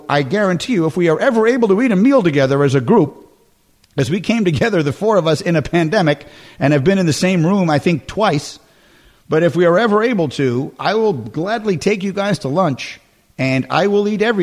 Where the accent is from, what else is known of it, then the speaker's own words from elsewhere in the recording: New York, United States; moved away as an adult; also born or lived in Chicago; I grew up in New York until I'm 18. And then I moved to Chicago for 11 years